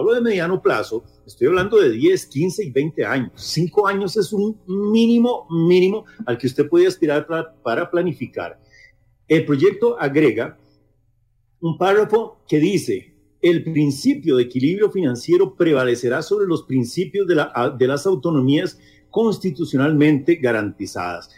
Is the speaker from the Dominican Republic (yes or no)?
no; Costa Rica; nosotros como sociedad costarricense